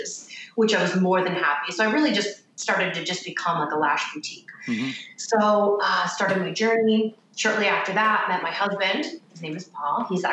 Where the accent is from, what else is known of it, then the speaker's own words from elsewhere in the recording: Boston, Massachusetts, United States; moved away as an adult; also born or lived in Connecticut; I was from Boston. So that's where my salon was